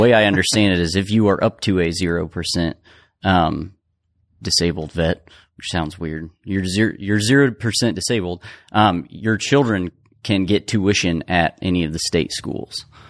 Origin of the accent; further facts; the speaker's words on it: Cicero, Indiana, United States; now in Indianapolis, United States; I'm not from Indianapolis, I'm from Cicero. I mean, it's close